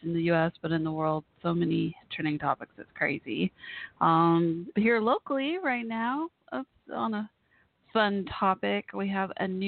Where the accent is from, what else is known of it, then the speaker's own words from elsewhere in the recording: Dallas, Texas, United States; I'm from Dallas-Fort Worth